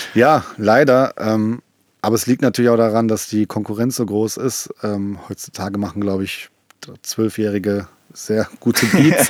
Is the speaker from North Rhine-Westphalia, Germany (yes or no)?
yes; Essen, North Rhine-Westphalia, Germany; wir kommen ja beide aus Essen